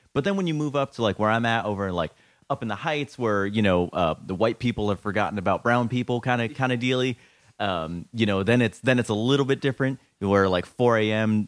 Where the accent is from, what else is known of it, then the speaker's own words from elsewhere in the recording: Orlando, Florida, United States; moved away as an adult; now in New York, United States; born and raised in Orlando. Uh, lived there for thirty years